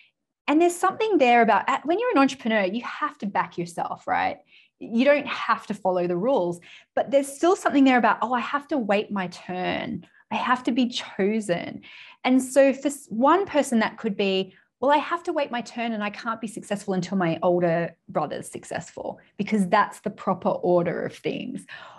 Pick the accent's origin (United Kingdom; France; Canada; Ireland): United Kingdom; And then I was like, well, we're British people, we're practically cousins, so I can't charge them.